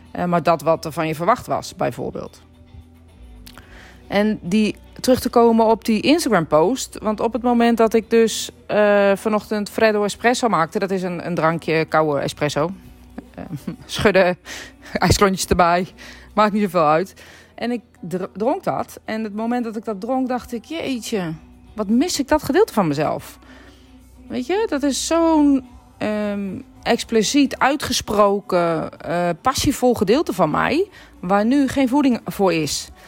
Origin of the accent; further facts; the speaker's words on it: Netherlands; ik ben spiritueel medium, maar ik ben ook Nederlandse, ik ben ook een Griekse.